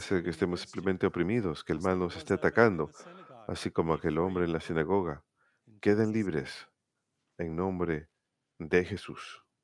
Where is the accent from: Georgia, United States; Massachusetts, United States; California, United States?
Massachusetts, United States; cuando era niño en Massachusetts